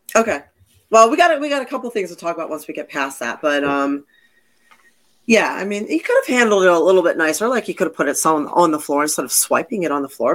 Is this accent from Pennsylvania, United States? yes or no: yes; Philadelphia, Pennsylvania, United States; also born or lived in Connecticut / Massachusetts; now in Florida, United States; I'm from the Northeast